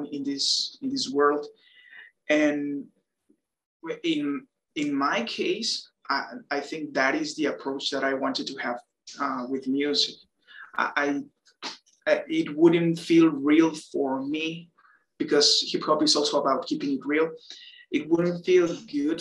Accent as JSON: {"language": "English", "country": "Mexico", "tie": "born or raised there", "said": "born and raised in Mexico"}